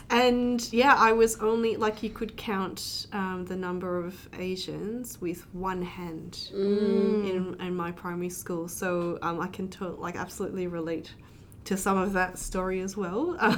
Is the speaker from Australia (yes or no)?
yes; Adelaide, South Australia, Australia; also born or lived in Singapore; I grew up in Adelaide too